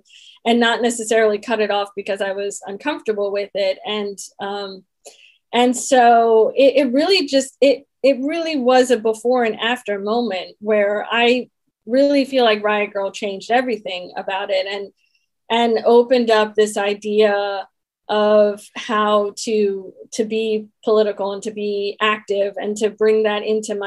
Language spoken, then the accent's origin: English; Washington, District of Columbia, United States; I grew up in Washington, D.C. when … was based there